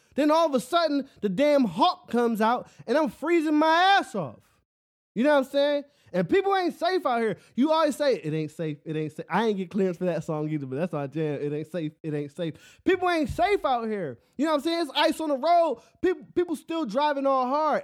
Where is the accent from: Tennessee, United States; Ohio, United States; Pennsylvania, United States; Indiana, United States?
Pennsylvania, United States; Philadelphia; moved away; I'm from Philly, where it snows all the time.